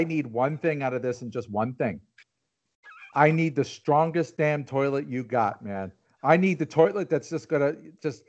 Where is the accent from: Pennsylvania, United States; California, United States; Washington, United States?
Pennsylvania, United States; Delaware County; I'm from Delco.